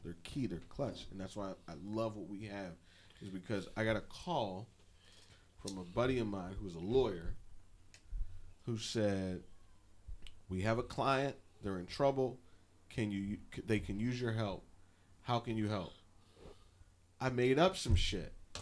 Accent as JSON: {"language": "English", "town": "Pittsburgh", "region": "Pennsylvania", "country": "United States", "said": "I'm from Pittsburgh"}